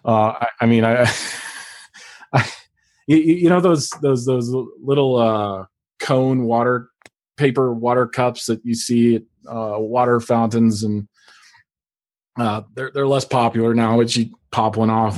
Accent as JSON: {"language": "English", "region": "Alaska", "country": "United States", "tie": "born or raised there", "said": "I grew up in Alaska"}